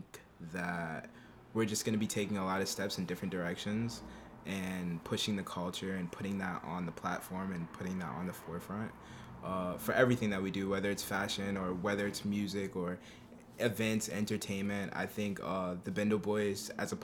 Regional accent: New York City, New York, United States; also born or lived in Albany, New York; I'm from Harlem. I also grew up like on the Upper West Side of the city

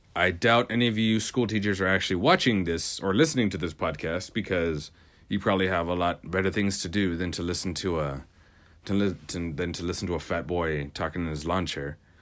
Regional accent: Ozona, Texas, United States; moved away; my hometown of Oz City, U S A. By the way, it's Ozona, not Arizona

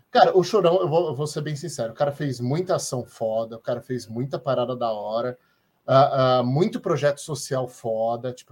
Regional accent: Santos, São Paulo, Brazil; Eu, eu, cresci em Santos, hein?

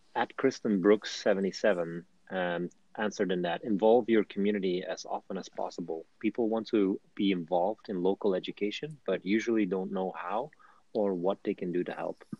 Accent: Flanders, Belgium; moved away as an adult; now in United States; my hometown, which is at the Dutch border

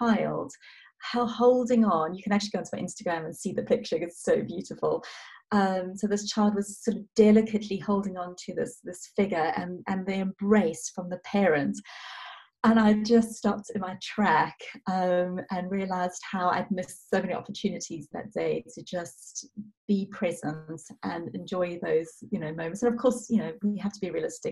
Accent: South Africa; moved away; I'm originally South African

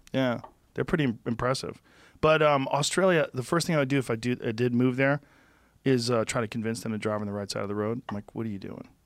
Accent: Boston, Massachusetts, United States; moved away; I grew up in Boston.

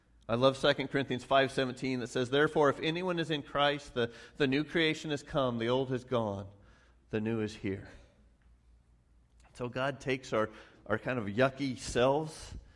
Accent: Grinnell, Iowa, United States; moved away; my hometown of Grinnell. When I went back there after campus ministry, I served in my home church for 5 years.

